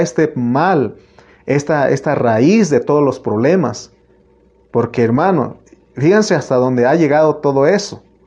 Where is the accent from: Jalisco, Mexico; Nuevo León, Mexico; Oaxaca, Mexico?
Oaxaca, Mexico; moved away; donde yo nací, en Oaxaca